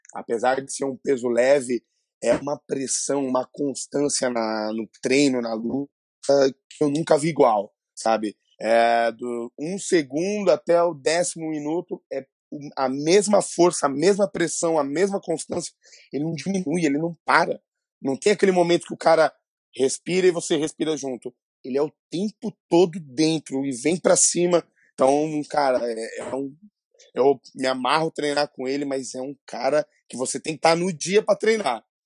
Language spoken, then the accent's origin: Portuguese; São Paulo, Brazil; eu sou aqui de São Paulo, né? É, é, extremo Leste, Itaquera